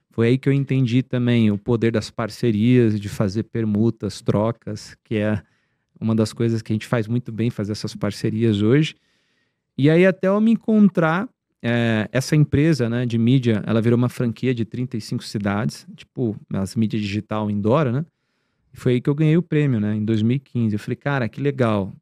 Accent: Campo Grande, Mato Grosso do Sul, Brazil; moved away as an adult; now in São Paulo, Brazil; da minha cidade lá, onde eu nasci, que é Campo Grande

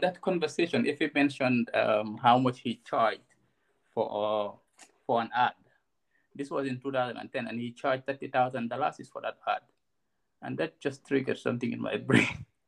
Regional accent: Gambia; also born or lived in Bakau; I grew up in in Kunda Sabiji, and um, did most of my early childhood there until um, 2011 when I moved to Bakote

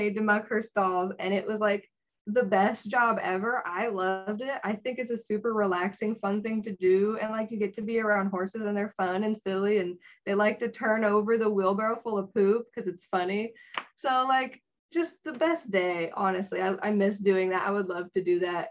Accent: San Jose, California, United States; I was from San Jose. So I got to stay at home with my parents

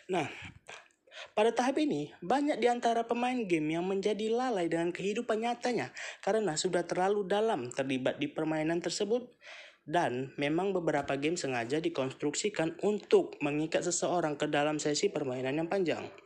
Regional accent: North Sumatra, Indonesia; Aku berumur 20 tahun lebih Dan aku berasal dari Sumatera Utara

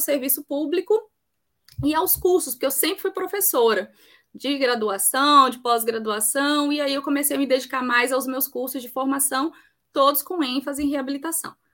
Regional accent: Campo Grande, Mato Grosso do Sul, Brazil; also born or lived in Eunápolis / Jequié; now in Bahia, Brazil; sou sul-mato-grossense, sou de Campo Grande, mas eu vivo na Bahia já há mais de 20 anos

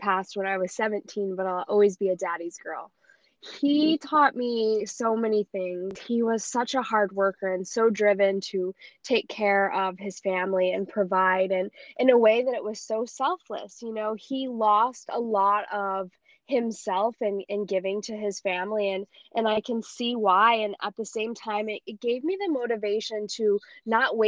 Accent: Iowa, United States; moved away as an adult; also born or lived in Colorado; now in Costa Rica; I grew up in Iowa

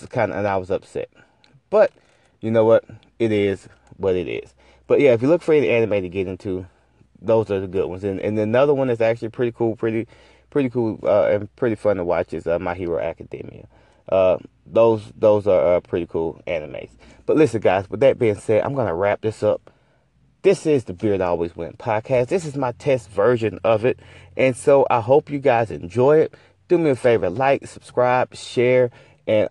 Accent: Valdosta, Georgia, United States; as a kid growing up in Valdosta, listen, I went to Lowndes High School

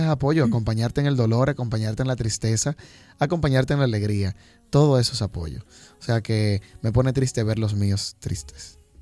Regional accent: Jamao al Norte, Espaillat, Dominican Republic; por mis raíces, por donde vengo. Jamao es un pueblito que, se caracteriza por ser muy alegre.

